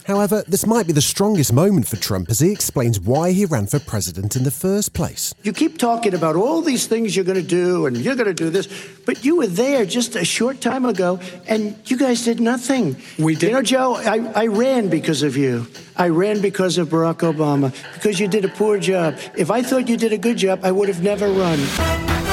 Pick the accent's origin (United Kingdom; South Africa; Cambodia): United Kingdom; Ipswich, East of England; I was born in Ipswich and I'm mixed race